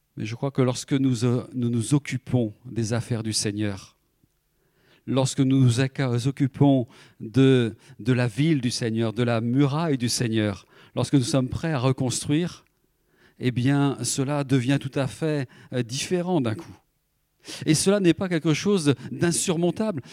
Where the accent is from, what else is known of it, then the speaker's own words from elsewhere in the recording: France; je suis français comme les autres